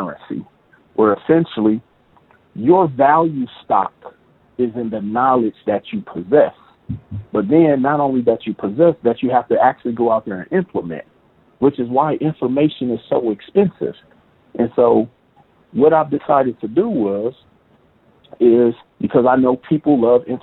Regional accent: Milwaukee, Wisconsin, United States; moved away as an adult; now in Las Vegas, United States; Milwaukee, Wisconsin, which is my hometown

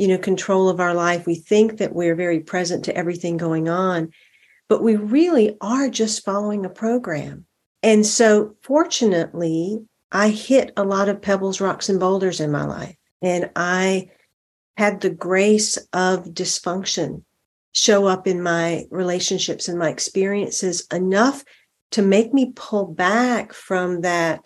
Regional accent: the South, United States; And I am in the South. I am in South Carolina. I grew up in the South.

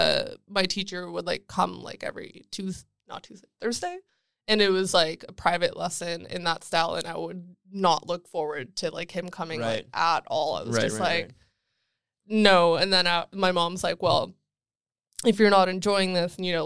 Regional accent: Toronto, Ontario, Canada; it's faster to walk into Vaughan than it is to walk to the nearest TTC stop. Where I grew up

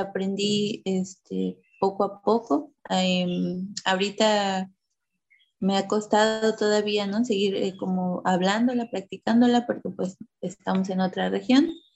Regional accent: Oaxaca, Mexico; moved away as an adult; also born or lived in Mexico City; now in Veracruz, Mexico; regresamos a vivir a la comunidad de mi papá.

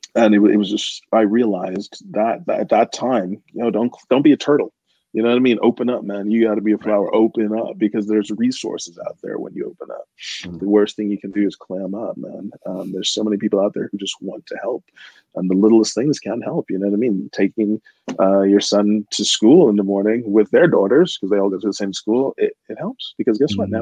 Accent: United States; moved away; I'm American

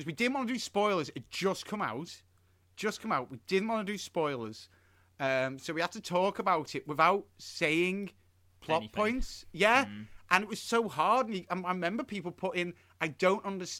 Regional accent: United Kingdom; we're British.

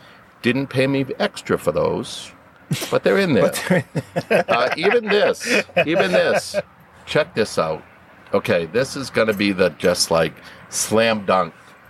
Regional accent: Spencer, United States; I'm from Spencer.

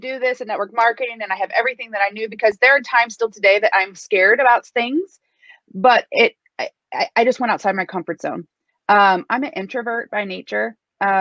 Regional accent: Midwest, United States; a ordinary girl from the Midwest

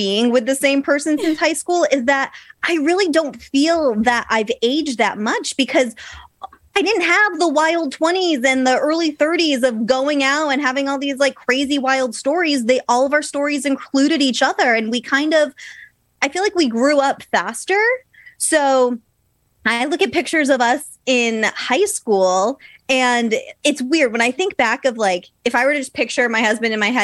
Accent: Mattapoisett, Massachusetts, United States; moved away as an adult; now in California, United States; I grew up in Massachusetts down in a super small town called Mattapoisett

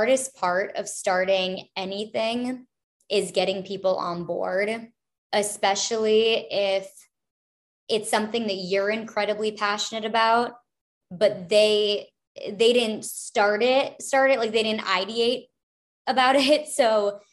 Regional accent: Minnesota, United States; also born or lived in Los Angeles; now in Chicago, United States; I grew up in the Midwest, so I'm originally from Minnesota

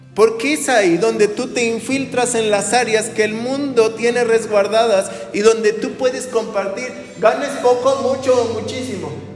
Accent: Mexico

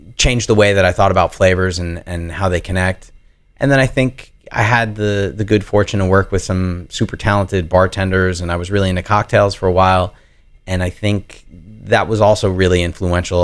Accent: New York, United States; growing up in New York and then going to school there

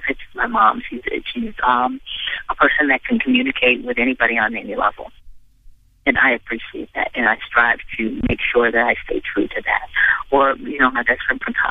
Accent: Midwest, United States; I'm from the Midwest

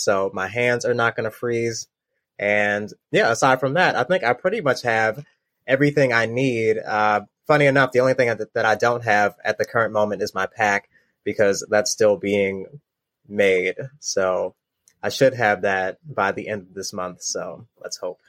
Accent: Baltimore, Maryland, United States; I'm twenty-nine years old, from Baltimore, Maryland

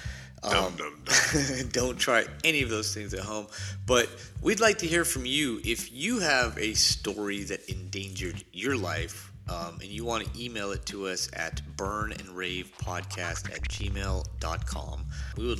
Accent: Riverside, California, United States; I grew up. This was Riverside, California

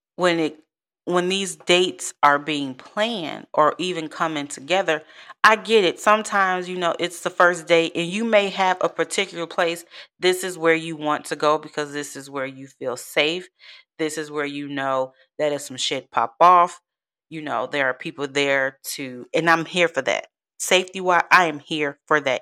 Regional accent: Chicago, Illinois, United States; moved away as an adult; now in Texas, United States; I'm from Chicago, born and raised

